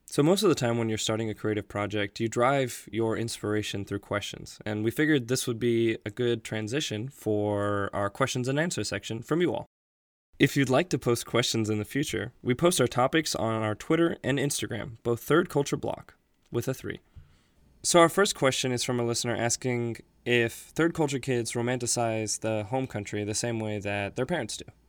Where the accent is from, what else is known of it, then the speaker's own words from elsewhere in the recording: United States; I was born in the States and grew up in the States for the most part